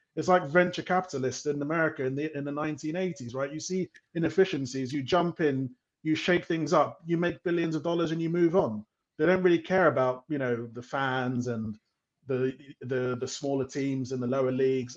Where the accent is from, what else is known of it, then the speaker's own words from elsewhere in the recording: London, United Kingdom; moved away as an adult; also born or lived in Europe / Africa; obviously I'm from London, but I lived in Europe for several years, and I lived in Africa for for five years